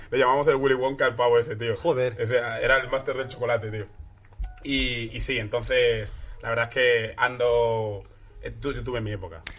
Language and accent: Spanish; Algeciras, Andalusia, Spain; also born or lived in Dakar, Senegal; yo nací en Senegal. Yo nací en Senegal, eh, ahí, en Dakar. Y me vine, a, me vine aquí a, España con dos años. Y me fui a Algeciras